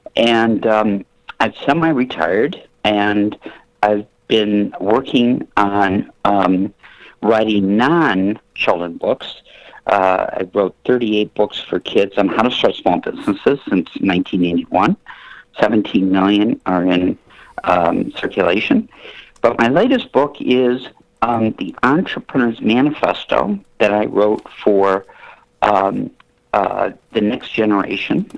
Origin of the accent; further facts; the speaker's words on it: Flint, Michigan, United States; moved away as an adult; also born or lived in New York City; I'm from Flint, Michigan, so I relocated uh, to um, uh, Manhattan